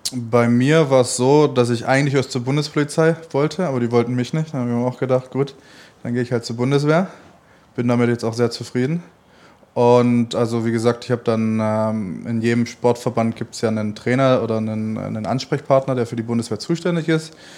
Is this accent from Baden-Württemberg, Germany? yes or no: yes; Stuttgart, Baden-Württemberg, Germany; moved away as an adult; now in Cologne, Germany; Stuttgart wird immer meine Heimat bleiben